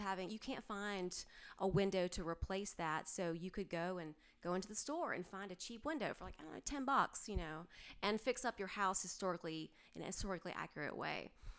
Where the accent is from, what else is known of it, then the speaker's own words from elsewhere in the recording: Greensboro, North Carolina, United States; also born or lived in New Jersey / Georgia / Miami / Colorado; I was living in New Jersey, and that was awful. But yeah, I've lived all over, but I'm originally from Greensboro, Burlington, that kind of area. I've lived all over the state.